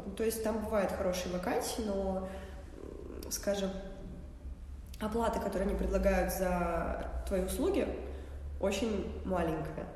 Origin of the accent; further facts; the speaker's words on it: Saint Petersburg, Russia; я из Питера вообще, я здесь родилась, всю жизнь живу